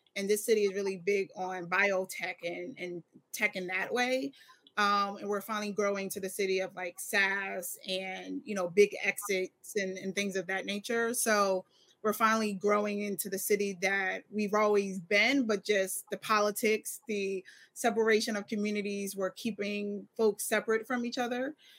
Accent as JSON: {"language": "English", "town": "Philadelphia", "region": "Pennsylvania", "country": "United States", "said": "I am definitely from Philadelphia"}